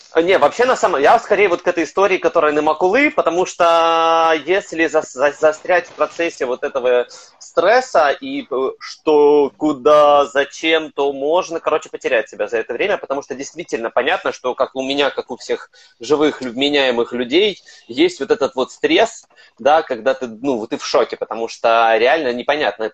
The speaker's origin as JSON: {"language": "Russian", "town": "Kryvyi Rih", "region": "Dnipropetrovsk Oblast", "country": "Ukraine", "tie": "born or raised there", "moved": "yes", "lives_now": "Kyiv, Ukraine", "said": "Я родом из Кривого Рога"}